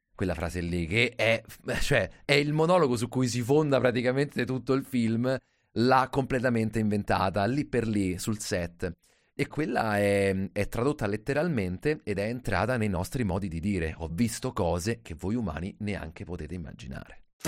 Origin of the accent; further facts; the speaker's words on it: Rome, Lazio, Italy; da romano